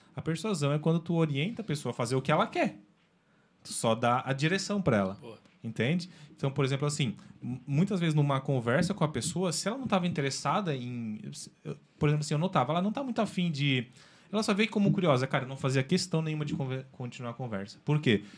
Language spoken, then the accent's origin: Portuguese; Nova Veneza, Santa Catarina, Brazil; eu sou natural de Nova Veneza, lá da terra da polenta